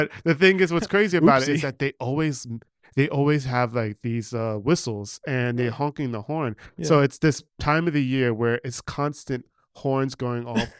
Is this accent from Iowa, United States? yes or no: no; New York, United States; also born or lived in New Jersey; No, I grew up in New York. On the Upper West Side.